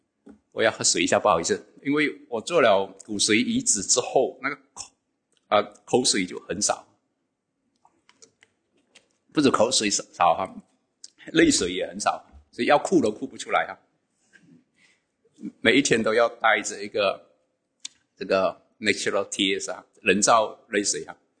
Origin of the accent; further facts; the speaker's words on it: Sarawak, Malaysia; now in West Malaysia; 那我一九九七年从东马沙劳越来到这边工作，啊，我就有机会参与。